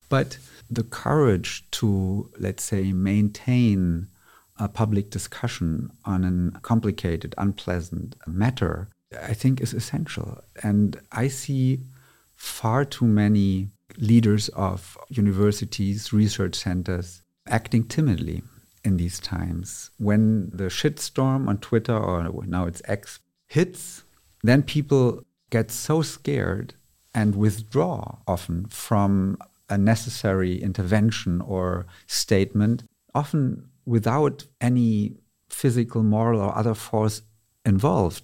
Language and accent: English; Berlin, Germany; I was born and raised in Berlin, Germany